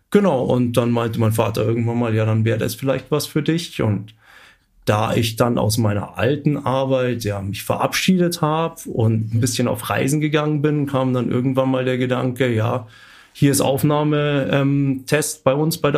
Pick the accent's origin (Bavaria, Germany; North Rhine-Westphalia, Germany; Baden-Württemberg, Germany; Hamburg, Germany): Bavaria, Germany; Munich; weil als Münchner lernt man das eigentlich nicht so kennen. Ich bin in der Großstadt aufgewachsen.